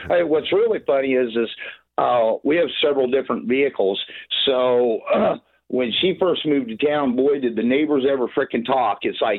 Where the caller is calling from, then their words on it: Iowa, United States; Western Iowa.